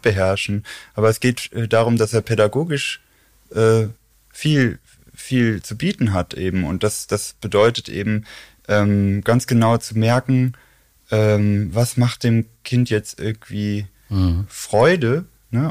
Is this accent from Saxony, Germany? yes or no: no; Xanten, North Rhine-Westphalia, Germany; moved away as an adult; now in Cologne, Germany; ursprünglich, ursprünglich komme ich aus Xanten. Das ist so 100 Kilometer nördlich von Köln an der ja. holländischen Grenze